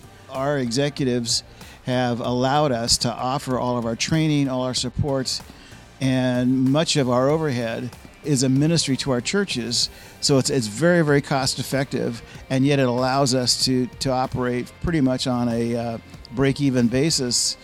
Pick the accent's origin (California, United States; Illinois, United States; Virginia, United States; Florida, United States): California, United States; San Jose; I was born and raised in San Jose, California.